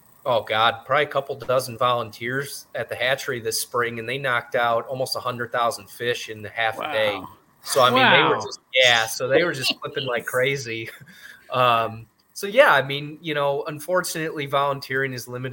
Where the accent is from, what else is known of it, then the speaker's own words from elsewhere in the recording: just outside Chicago, Illinois, United States; I grew up just outside Chicago